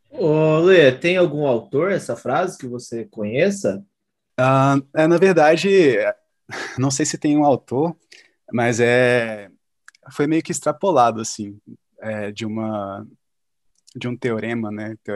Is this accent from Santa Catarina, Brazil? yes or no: no; Espírito Santo, Brazil; now in São Paulo, Brazil; Eu sou do Espírito Santo, né? E eu estava querendo muito vir para São Paulo